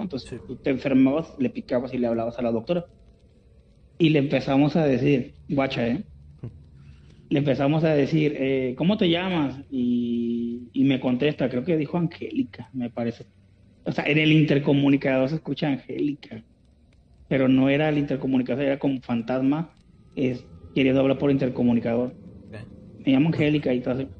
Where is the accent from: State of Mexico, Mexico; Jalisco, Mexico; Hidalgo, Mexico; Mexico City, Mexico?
Jalisco, Mexico; Guadalajara; Yo soy de Guadalajara